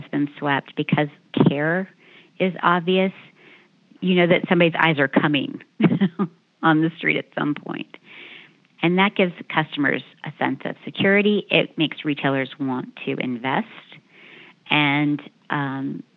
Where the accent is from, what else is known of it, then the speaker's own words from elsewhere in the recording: Danville, Pennsylvania, United States; moved away; in my hometown of Danville, Pennsylvania